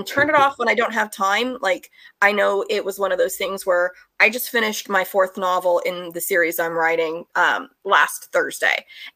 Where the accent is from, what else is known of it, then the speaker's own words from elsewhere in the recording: United States; as an American.